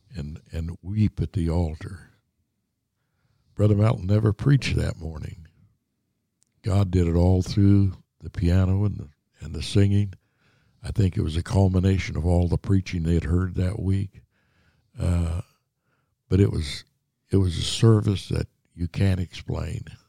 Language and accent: English; Wabash Valley, Indiana, United States; moved away; I grew up in down in the Wabash Valley of Indiana